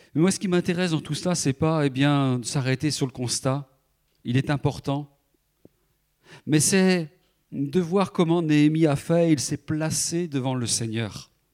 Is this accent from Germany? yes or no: no; France; je suis français comme les autres